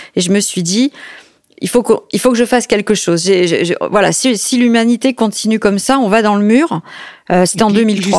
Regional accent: Paris, Île-de-France, France; J'ai grandi à l'Opéra de Paris

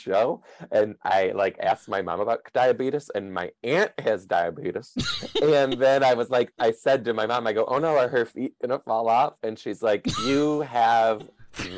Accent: Detroit, Michigan, United States; I grew up in Detroit, Michigan

